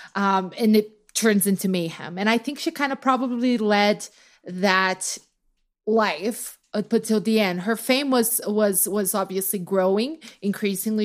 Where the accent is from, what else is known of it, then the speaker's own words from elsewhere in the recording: Brazil; now in United States; as a Brazilian